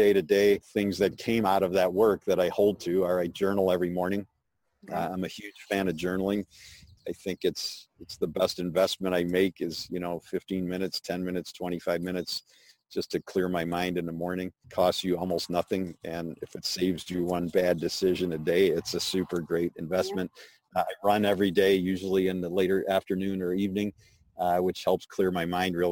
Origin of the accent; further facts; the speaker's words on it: Chicago, Illinois, United States; I grew up in Chicago